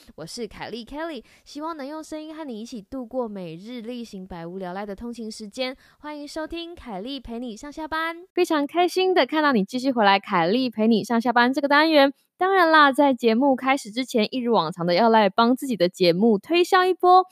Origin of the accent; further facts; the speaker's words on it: Taiwan; 身为台湾人，哪一个台湾人不是从小被比较